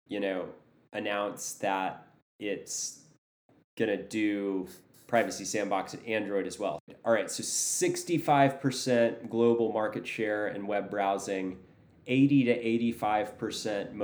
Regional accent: United States; as a American who doesn't know what they're doing in London

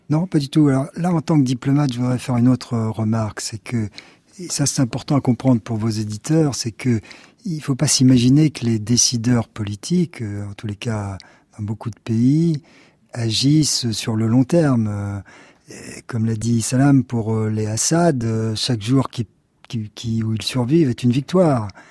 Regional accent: France; nous sommes français.

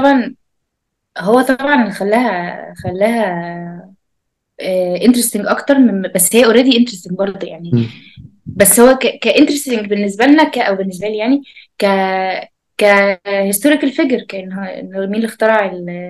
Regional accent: Egypt; عندنا في مصر

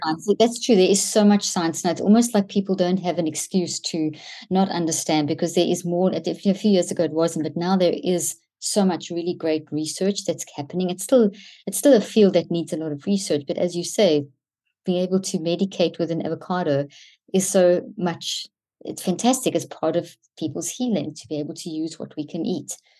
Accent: South Africa; Growing up in South Africa

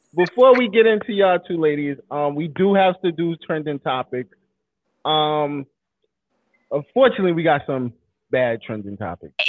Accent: New York City, New York, United States; growing up in Coney Island myself

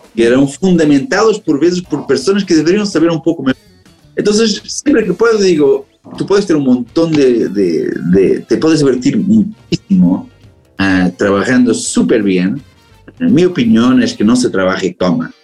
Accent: Portugal; Spanish is a second language; now in Amsterdam, Netherlands; soy portugués

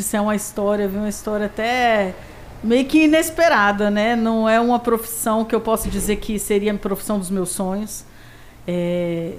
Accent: Brasília, Federal District, Brazil; Eu sou candanga, realmente nascida e criada em Brasília.

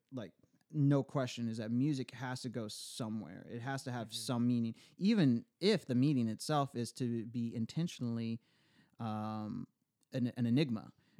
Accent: Texas, United States; as a Texan

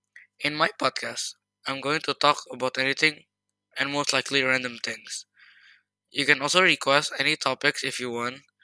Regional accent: Indonesia; 13 years old, and I'm from Indonesia.

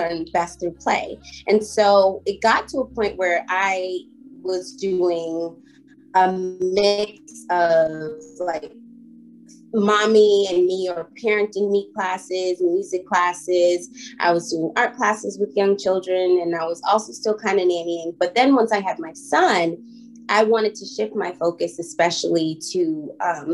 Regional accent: Boston, Massachusetts, United States; moved away as an adult; also born or lived in Los Angeles / Atlanta; I was born and raised in Boston

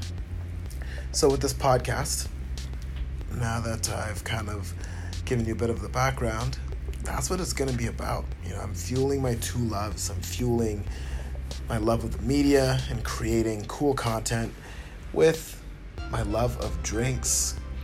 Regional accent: Ottawa, Ontario, Canada; moved away; I grew up in Canada, to be more precise. And the city I grew up in is Ottawa.

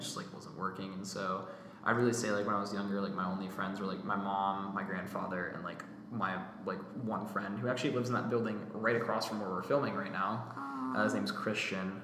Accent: Alpharetta, Georgia, United States; also born or lived in Roswell, Georgia; alpharetta georgia i grew up in roswell briefly but then moved to alpharetta i graduated from johns creek high school in 2020

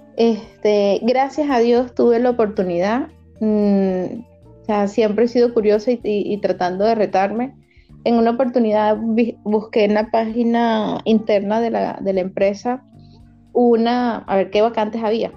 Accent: Barcelona, Anzoátegui, Venezuela; moved away as an adult; also born or lived in Caracas, Venezuela; now in Mexico; estaba en Barcelona, que es mi ciudad de origen

